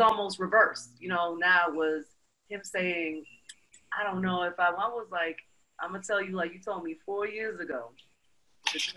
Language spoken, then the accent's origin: English; New York City, New York, United States; moved away as an adult; also born or lived in Europe; I'm from Brooklyn.